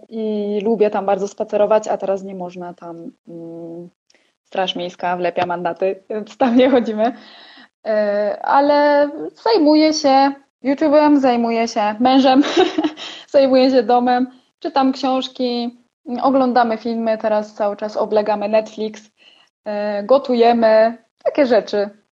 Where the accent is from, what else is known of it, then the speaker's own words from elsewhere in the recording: Poland; moved away as an adult; now in Erciş, Turkey; z Polski jestem